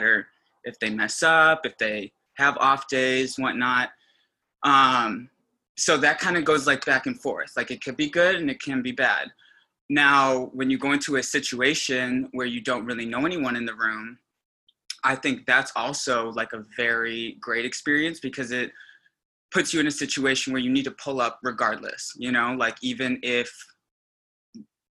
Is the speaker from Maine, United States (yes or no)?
no; Des Plaines, Illinois, United States; I'm originally from Chicago, northwest suburb called Des Plaines.